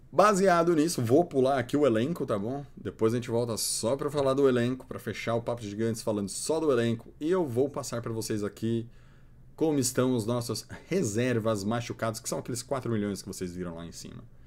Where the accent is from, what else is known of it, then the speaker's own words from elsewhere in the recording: Santo André, São Paulo, Brazil; eu sou de Santo André